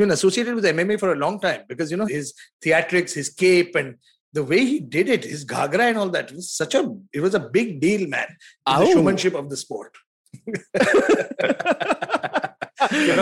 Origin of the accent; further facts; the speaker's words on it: Belgaum, Karnataka, India; I'm from Belgaum, Karnataka